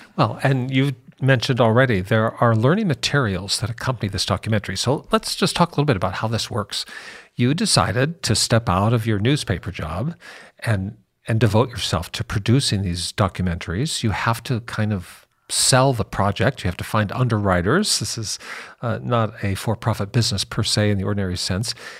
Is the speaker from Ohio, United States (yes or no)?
no; Seattle, Washington, United States; Seattle's my hometown